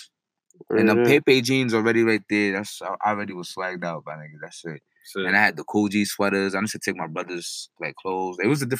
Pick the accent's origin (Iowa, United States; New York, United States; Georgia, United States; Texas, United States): New York, United States; New York City; I grew up in the Heights. Like, I was Harlem and Heights.